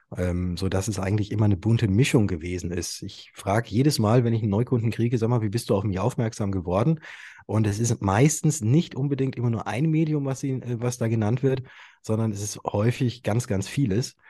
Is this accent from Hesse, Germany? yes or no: no; Würzburg, Bavaria, Germany; ich komme aus Würzburg